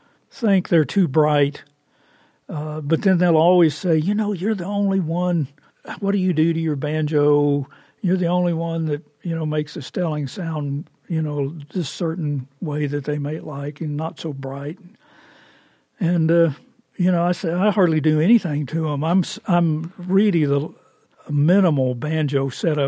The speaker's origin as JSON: {"language": "English", "region": "Oklahoma", "country": "United States", "said": "I'm from Oklahoma"}